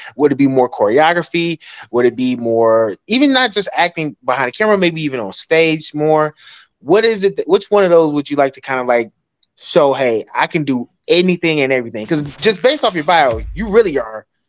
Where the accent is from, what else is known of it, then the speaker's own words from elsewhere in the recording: Atlanta, Georgia, United States; I'm from Atlanta, and so we had this big uh, a skating ring on the east side of Atlanta called Golden Glide, and that was a place you had to be on a Friday and Saturday night